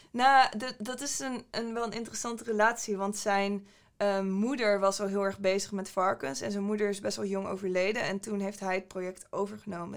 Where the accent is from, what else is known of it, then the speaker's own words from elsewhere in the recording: Groningen, Netherlands; moved away; oorspronkelijk kom ik uit Groningen. Ik ben daar opgegroeid.